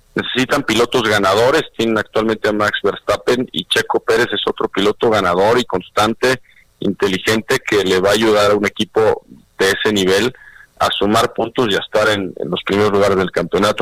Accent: Mexico

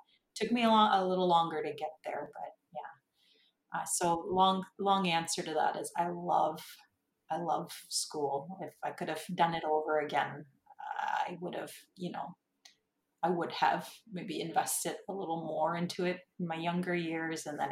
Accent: Six Nations, southern Ontario, Canada; I'm from Six Nations, which is a reserve in southern Ontario.

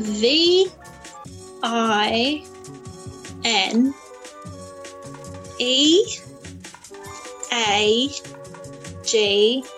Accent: London, United Kingdom; I'm from London originally

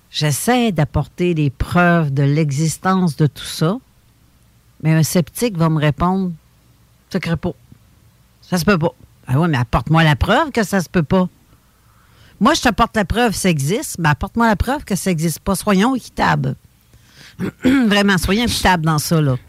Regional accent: Sainte-Croix, Quebec, Canada; moi, je viens de Sainte-Croix, dans la région de Lobinière

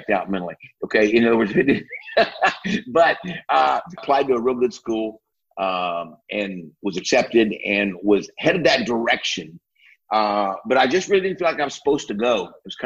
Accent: Iowa, United States; now in Texas, United States; I was born in the Midwest, up in Iowa, actually. And great place to be from

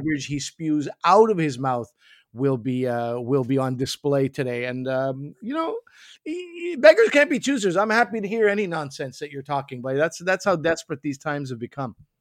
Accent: Quebec, Canada; I come from Quebec. I come from French Canada.

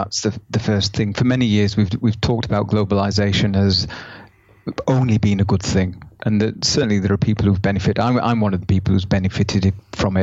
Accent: Yorkshire and the Humber, United Kingdom; moved away as an adult; now in Germany; where I come from in the UK, which is Yorkshire, there are areas of Yorkshire, my hometown

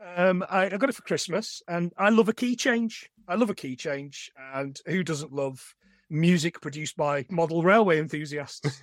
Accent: East Midlands, United Kingdom; now in Carlisle, United Kingdom; I'm from the East Midlands, I don't bang on about it a lot, but I am. I'm not from the North, and I'm not from the South

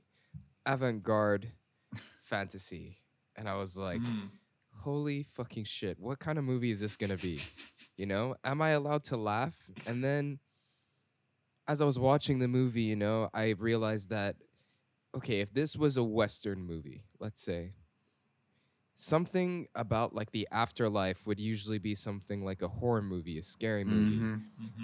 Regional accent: Singapore; we grew up in Singapore

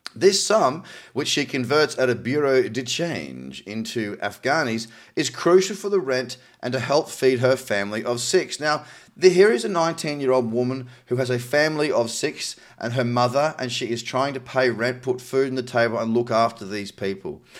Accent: Australia; my home country of Australia

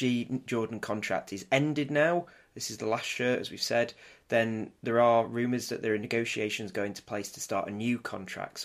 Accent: Manchester, North West England, United Kingdom; I say it as a Mancunian

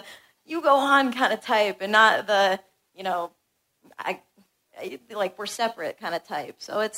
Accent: Rhode Island, United States; from Rhode Island.

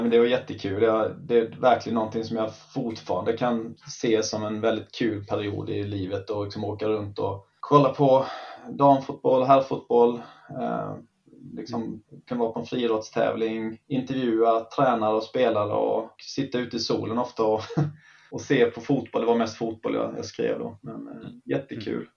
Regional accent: Karlskrona, Blekinge, Sweden; moved away as an adult; Jag är från eh, Karlskrona från början, eller från Jämjö, strax utanför Karlskrona

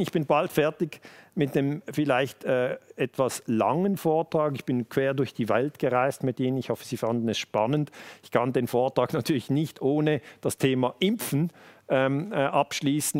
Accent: Switzerland; wir sind hier in der Schweiz, ich bin in der Schweiz geboren

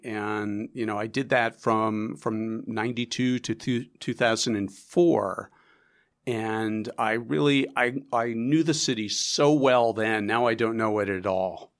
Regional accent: New York, United States; also born or lived in Chicago; It's my hometown newspaper

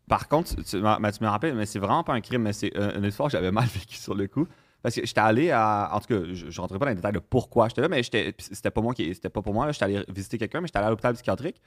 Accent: Saint-Jérôme, Quebec, Canada; je viens de Saint-Jérôme

